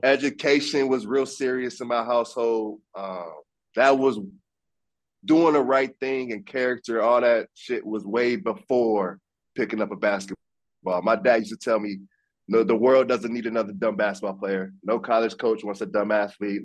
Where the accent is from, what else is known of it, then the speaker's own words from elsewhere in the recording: Fort Wayne, Indiana, United States; I grew up in Fort Wayne.